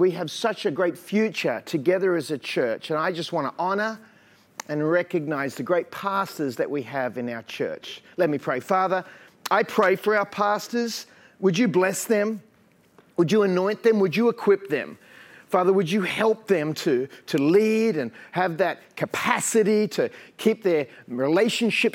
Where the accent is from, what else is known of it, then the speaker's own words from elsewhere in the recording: Sydney, New South Wales, Australia; also born or lived in French's Forest / United States; I was born in Manly Hospital